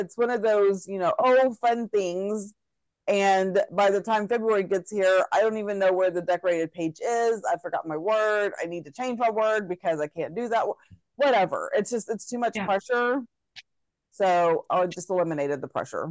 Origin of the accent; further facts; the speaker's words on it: Texas, United States; me being a Texan